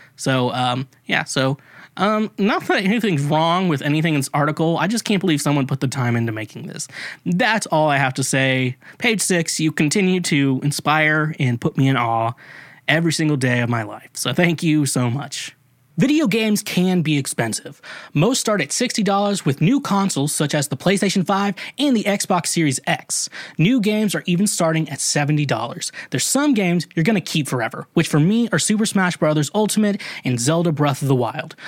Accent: United States; being American

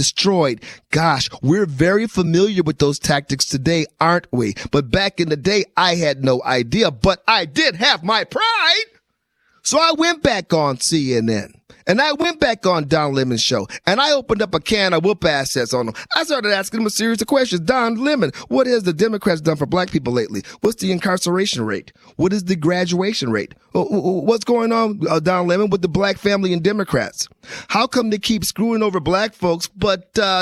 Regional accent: Wisconsin, United States; I grew up in Wisconsin.

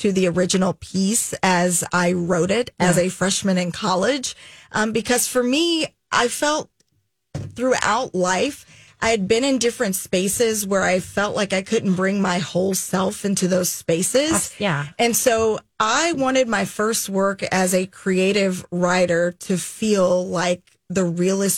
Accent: Jackson, Tennessee, United States; moved away; also born or lived in Chattanooga, Tennessee / Twin Cities, Minnesota; Jackson, which is where I grew up

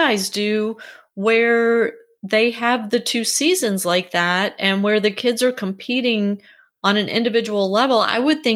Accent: Louisiana, United States; now in Georgia, United States; what I'm used to in Georgia and what I grew up with in Louisiana

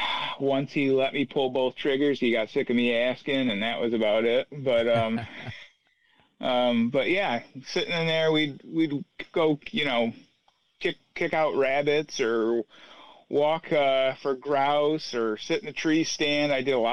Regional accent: Watkins Glen, New York, United States; In the Finger Lakes in upstate New York. Okay. Watkins Glen, to be exact.

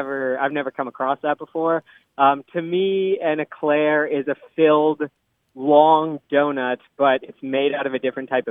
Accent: San Diego, California, United States; now in Sacramento, United States; I grew up in San Diego

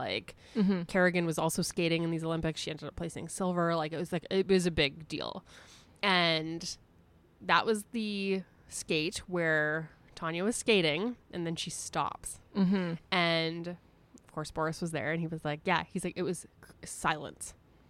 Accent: Canada; I also feel like I know a fair amount about hockey just being like a Canadian woman who's watched TV before.

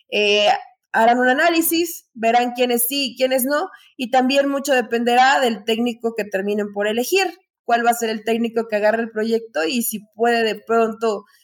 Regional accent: Mexico; ni es que si nos representa como mexicanos, pues qué vergüenza y qué tristeza, eso no nos representa como mexicanos.

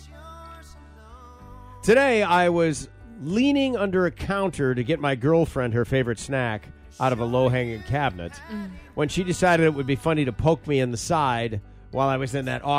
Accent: Midwest, United States; The way I was raised in the Midwest

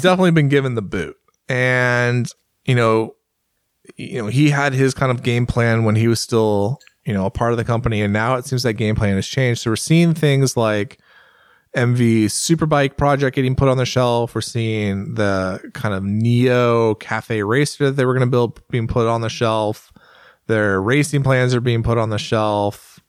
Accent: United States; I'm an American

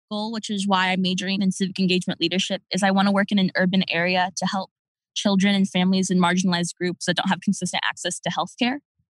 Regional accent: Indiana, United States; also born or lived in Tacoma, Washington / Ohio; I'm from Tacoma, Washington, which is about 45 miles south of Seattle. Although I grew up in Indiana and Ohio

